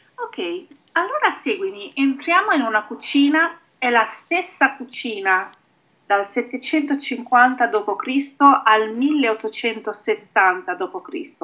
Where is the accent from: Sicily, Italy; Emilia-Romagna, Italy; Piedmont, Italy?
Emilia-Romagna, Italy; io sono romagnola